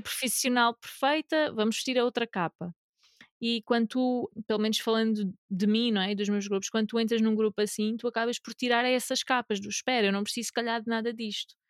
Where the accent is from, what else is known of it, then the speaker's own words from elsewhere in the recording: Algarve, Portugal; also born or lived in North of Portugal; now in Northern Portugal, Portugal; Eu sou do Algarve a viver no Norte